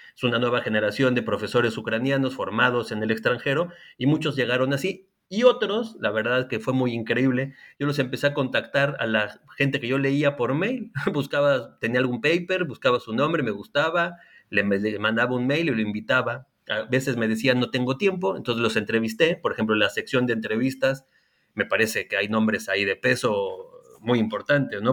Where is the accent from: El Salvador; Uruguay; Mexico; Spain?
Mexico; now in Chile; principalmente en México, país de donde yo soy, y también en Chile, país en el que vivo